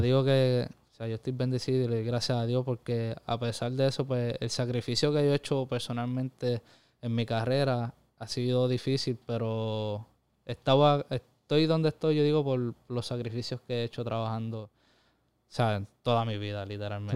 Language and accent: Spanish; Corozal, Puerto Rico; mi pueblo, Corozal